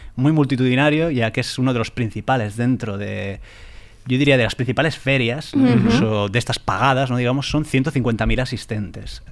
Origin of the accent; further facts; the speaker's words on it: San Sebastián, Basque Country, Spain; yo que soy de San Sebastián, es Drago y Bola en euskera